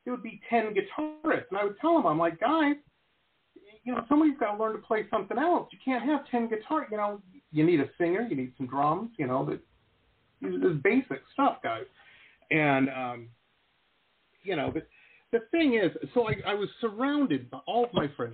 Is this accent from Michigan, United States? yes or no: yes; Detroit, Michigan, United States; I grew up in Metro Detroit and in the suburbs